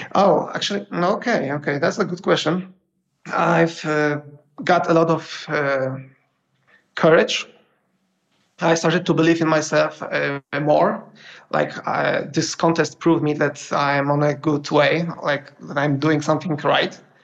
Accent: Poland; I'm from Poland

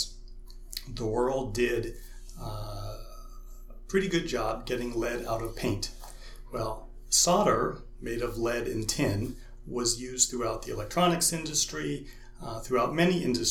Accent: Western Pennsylvania, United States; moved away as an adult; also born or lived in California; now in Ames, United States; I was born in Western Pennsylvania

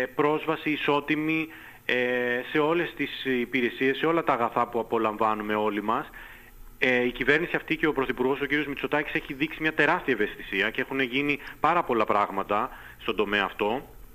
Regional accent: Lesbos, North Aegean, Greece; also born or lived in Latin America; κατάγομαι από τη Λέσβο

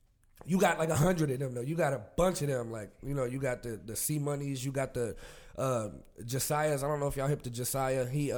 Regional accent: Ohio, United States; I'm from Ohio.

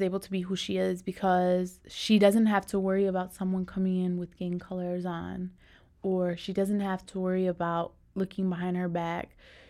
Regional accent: Detroit, Michigan, United States; Growing up in Detroit, you're never looked up upon, you're looked down upon. You're from a lower class neighborhood

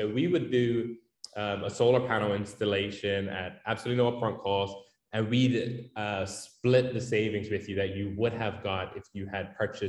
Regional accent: Bermuda; also born or lived in Connecticut / London; I grew up in Bermuda. I went to Gilbert, then Warwick, spent some time at Bermuda College before heading over to university in Connecticut.

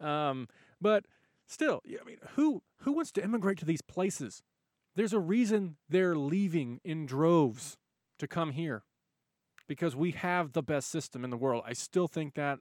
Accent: United States; I'm an American

